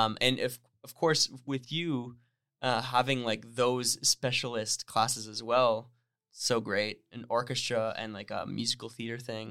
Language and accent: English; Northern Ontario, Canada; moved away as an adult; now in Toronto, Canada; I grew up in Northern Ontario.